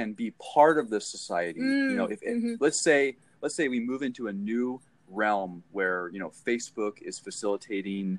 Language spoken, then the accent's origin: English; California, United States; now in Detroit, United States; I'm from California